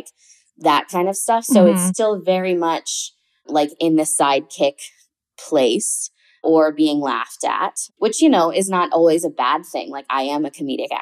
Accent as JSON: {"language": "English", "town": "Boston", "region": "Massachusetts", "country": "United States", "tie": "born or raised there", "also_born_or_lived": "Amherst, Massachusetts", "moved": "as an adult", "lives_now": "New York City, United States", "said": "I am 29 and from the Boston area. I started acting really young in that area"}